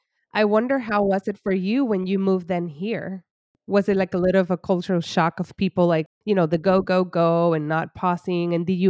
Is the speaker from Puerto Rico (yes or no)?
yes; Puerto Rico; moved away as an adult; now in United States; I grew up in Puerto Rico. I moved here for my internship.